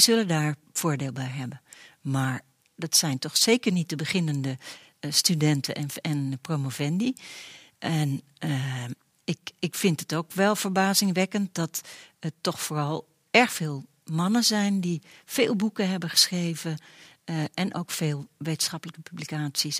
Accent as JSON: {"language": "Dutch", "country": "Netherlands", "said": "als Nederlanders zijn we"}